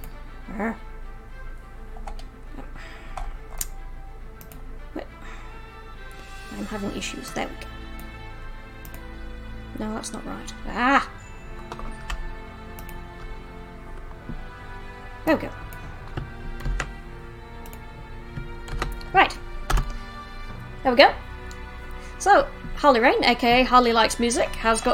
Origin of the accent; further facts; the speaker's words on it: Sheffield, Yorkshire and the Humber, United Kingdom; my hometown of Sheffield